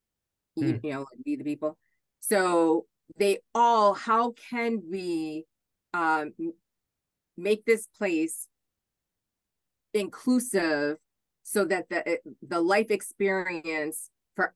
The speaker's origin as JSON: {"language": "English", "town": "Hornell", "region": "New York", "country": "United States", "tie": "born or raised there", "also_born_or_lived": "Buffalo, New York", "moved": "as an adult", "said": "I grew up in Hornell, and I grew up next door to a gentleman who was a quadriplegic"}